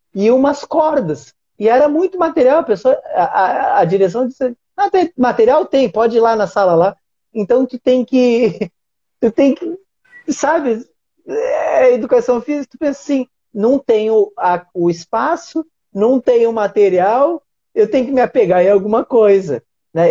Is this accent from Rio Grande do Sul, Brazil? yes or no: yes; Uruguaiana, Rio Grande do Sul, Brazil; eu sou de uma cidade do interior do Rio Grande do Sul, se chama Uruguaiana.